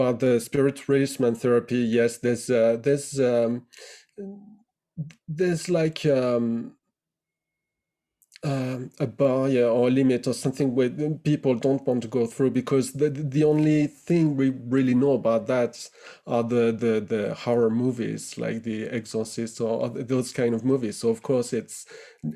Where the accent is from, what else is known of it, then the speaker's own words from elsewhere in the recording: Burgundy, near Dijon, Bourgogne-Franche-Comté, France; moved away as an adult; also born or lived in Nice, France / Nancy, France; now in United Kingdom; I grew up in Burgundy in France, near Dijon, in a small town of 7,000 people